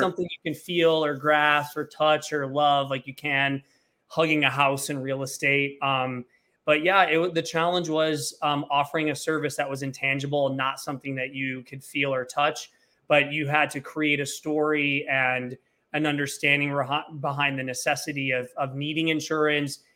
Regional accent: Flint, Michigan, United States; moved away as an adult; now in Los Angeles, United States; I'm originally from Flint, Michigan

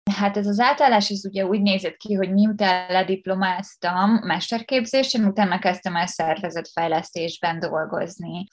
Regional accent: Pécs, Baranya, Hungary; moved away as an adult; now in Budapest, Hungary; én Pécsi vagyok

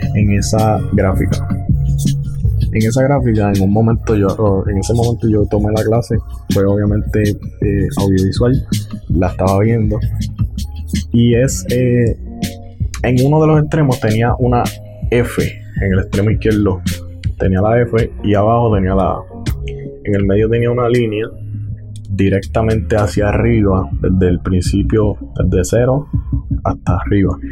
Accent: Puerto Rico; yo soy de Puerto Rico, vivo en Puerto Rico

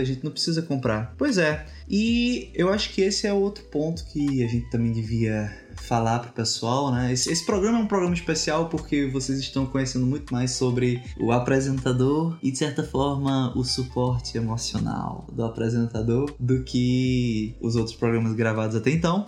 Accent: Brazil; moved away as an adult; A gente não saiu do Brasil com a cabeça de ser nômade. A gente saiu do Brasil

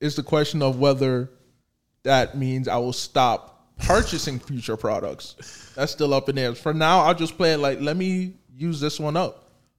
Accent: New Jersey, United States; You know, I'm from the East Coast. I'm from Jersey, New York cat.

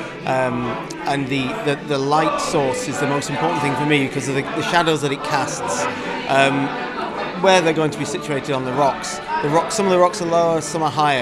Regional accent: Lancaster, North West England, United Kingdom; also born or lived in Morecambe; I grew up in Lancaster, Morecambe, went to school in the area, and I now live in the area

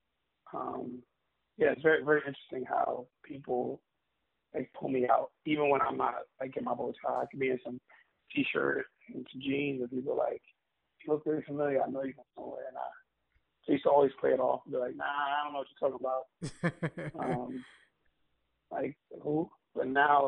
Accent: New York City, New York, United States; also born or lived in Staten Island; I'm born and raised in Brooklyn. I grew up in East Flatbush.

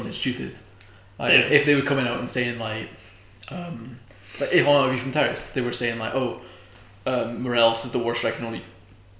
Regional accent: Govan, Scotland, United Kingdom; Oh, I was born in Govan. I lived in Govan my whole life.

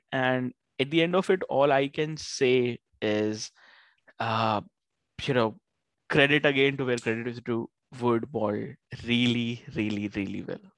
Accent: Australia; Those spells were brutal to watch as an Aussie fan

